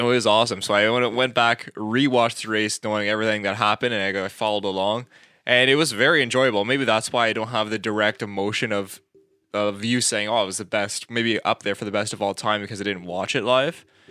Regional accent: Canada; we're not American, we're Canadian

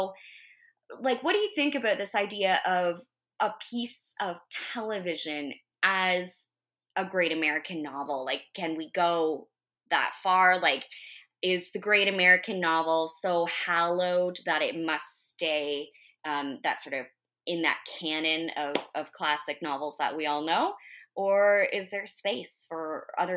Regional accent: Canada; we're Canadian. We live in Canada

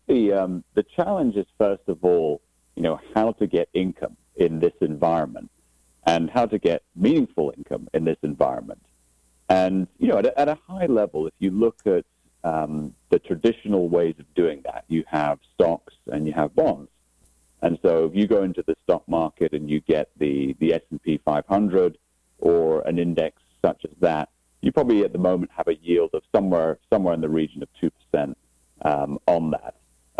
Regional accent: Aberdeen, Scotland, United Kingdom; Well, as you rightly said, I'm actually from Scotland, so a town called Aberdeen on the northeast coast of Scotland. So it's about 40 miles north of St. Andrews, for those of you that are golf fans.

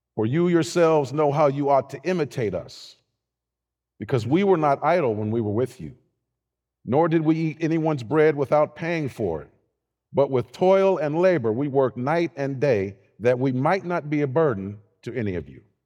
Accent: Youngstown, Ohio, United States; growing up in Youngstown, Ohio, right, right, north side

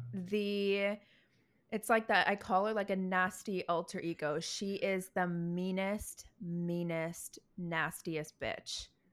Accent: Toronto, Ontario, Canada; now in Vancouver, Canada; back home where I'm from. I'm from Toronto

